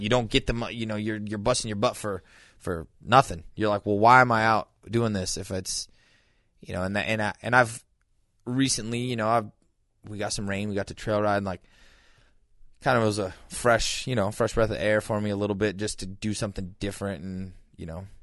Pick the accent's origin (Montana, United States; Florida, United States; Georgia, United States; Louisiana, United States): Montana, United States; growing up in Montana